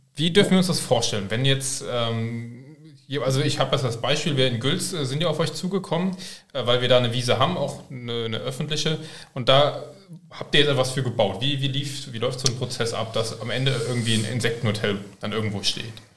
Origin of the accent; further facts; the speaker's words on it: Koblenz, Rhineland-Palatinate, Germany; ich komme aus Koblenz